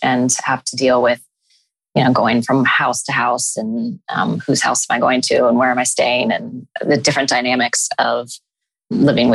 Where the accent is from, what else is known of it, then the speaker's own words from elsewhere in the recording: Columbus, Ohio, United States; I was born and raised in Columbus, Ohio.